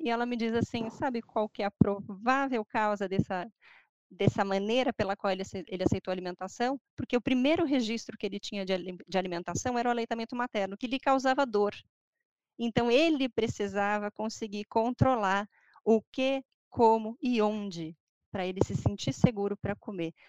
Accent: Brazil; Eu sou brasileira

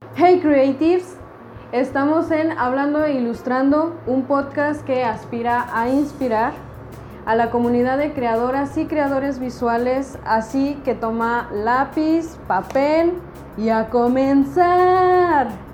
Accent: Mexico City, Mexico; yo soy de Ciudad de México

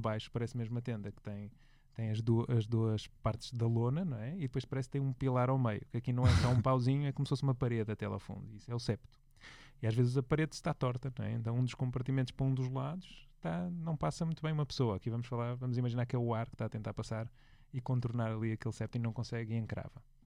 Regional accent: Porto, Norte, Portugal; moved away; eu sou do Porto, vivo lá menos frequentemente agora

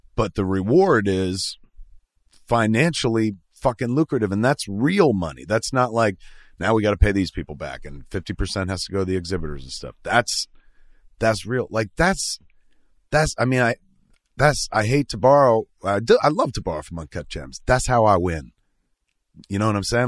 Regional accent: New Jersey, United States; now in Hollywood, United States; I'm from Jersey

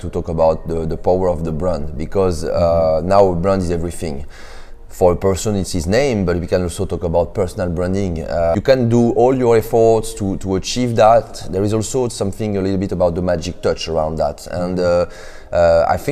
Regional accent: Paris, Île-de-France, France; English is a second language; moved away as an adult; now in United States; I'm coming from France, Paris. I came in the US 2 years ago.

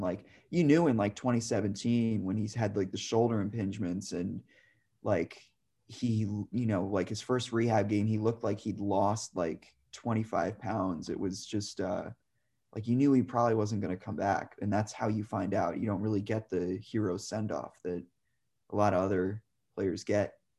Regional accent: New York, United States; as a kid growing up in New York

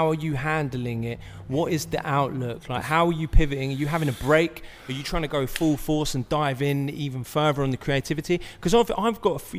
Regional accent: Brighton, South East England, United Kingdom; moved away as an adult; now in Los Angeles, United States; I'm from Brighton

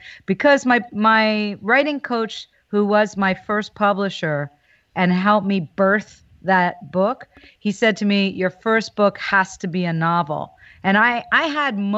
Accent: New Hope, Pennsylvania, United States; also born or lived in Philadelphia; There was a store where I grew up in New Hope, Pennsylvania, called Sagittarius Books.

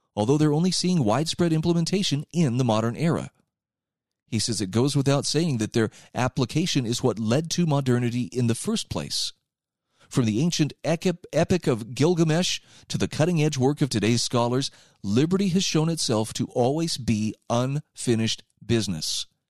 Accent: United States; as an American

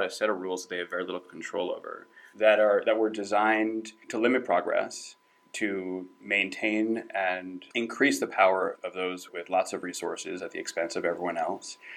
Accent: New Jersey, United States; I'm from New Jersey.

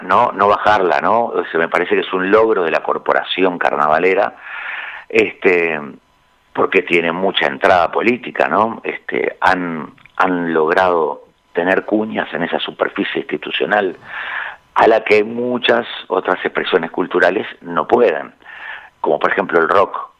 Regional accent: Montevideo, Uruguay

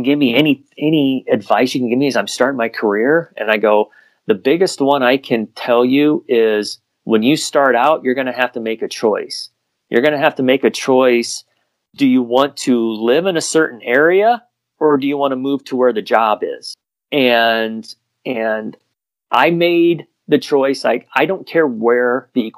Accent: Western Iowa, United States; moved away as an adult; also born or lived in Towson, Maryland; I'm from Western Iowa originally, and I grew up an Iowa Hawkeye fan.

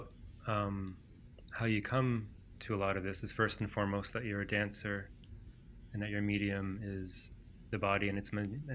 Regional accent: Toronto, Ontario, Canada; first language Greek; English is a second language; having grown up, you know, to Greek immigrant parents and speaking Greek before English growing up in Toronto

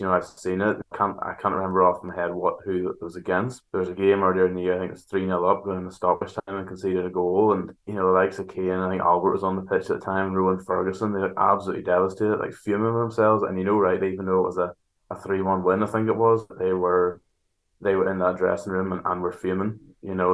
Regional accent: Antrim, Northern Ireland, United Kingdom; moved away as an adult; now in Larne, United Kingdom; I grew up in Antrim

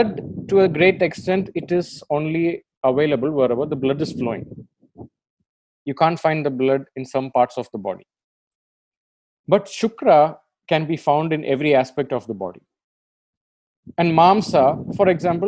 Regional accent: India; I'm an Indian and you're an Indian, we can openly say that we live in a sexually confused country

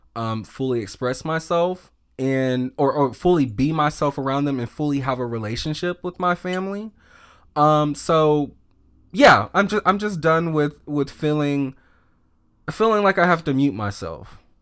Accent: the South, United States; just being a feminine little black gay boy, um, growing up in the South.

